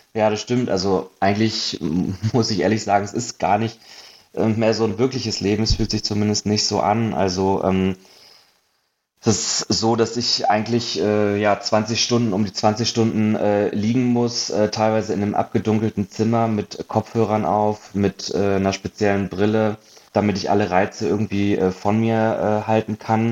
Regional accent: Hanover, Lower Saxony, Germany; moved away as an adult; also born or lived in Munich; now in Berlin, Germany; ursprünglich äh, komme ich aus Hannover

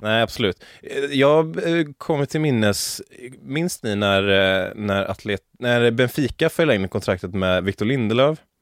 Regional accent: Sweden; jag är som svensk

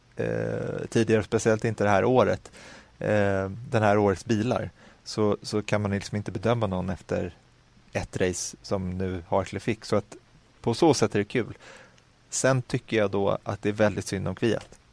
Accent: Sweden; also born or lived in Stockholm; jag är lycklig som svensk

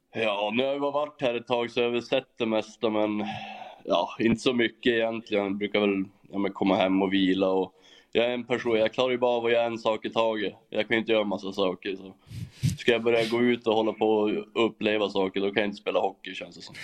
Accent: Norrland, Sweden; moved away as an adult; now in Germany; jag är ju norrlänning

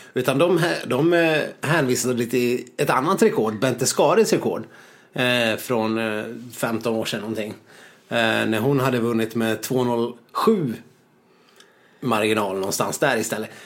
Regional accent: Sweden; vi är, vi är klena svenskar

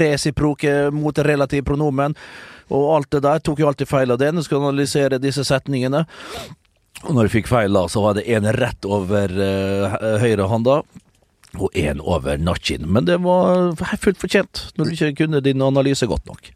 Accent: Norway; nå er jeg fra Norge

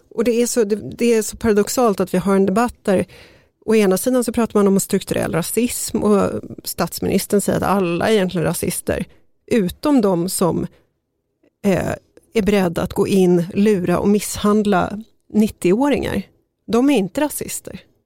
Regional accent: Sollentuna, Stockholm County, Sweden; jag växte upp i Sollentuna

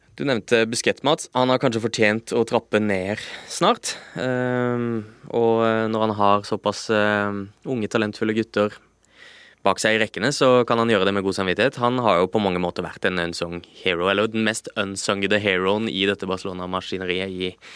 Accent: Lillesand, Agder, Norway; moved away; da jeg var eh, juniorspiller eh, hjemme på Sørlandet

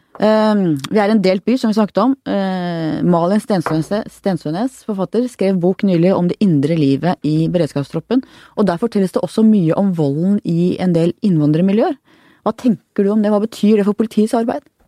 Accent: Oslo, Norway; jeg vokste opp på Manglerud

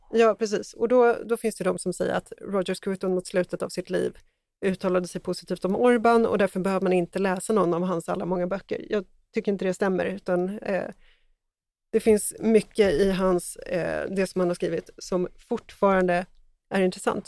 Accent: Sweden; som svensk

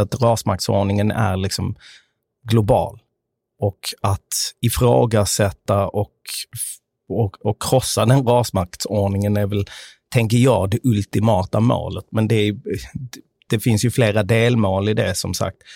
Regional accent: Sweden; jag är uppvuxen i Sverige med amerikanska föräldrar.

